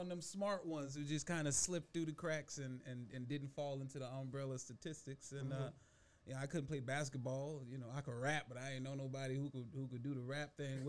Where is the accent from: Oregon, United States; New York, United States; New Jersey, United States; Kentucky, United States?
New York, United States; New York City; also born or lived in Charleston, South Carolina; Bronx, New York, born and raised. Okay. I did a 2-month stint in Charleston, South Carolina, and I hated it.